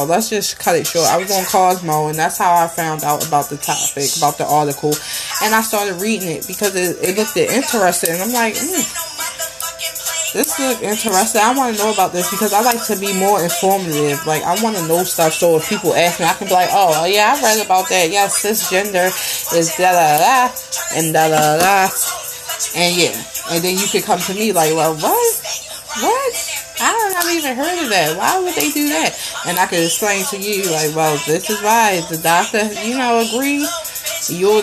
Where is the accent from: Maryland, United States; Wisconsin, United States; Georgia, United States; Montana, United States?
Maryland, United States; Baltimore; I grew up, born and raised in Baltimore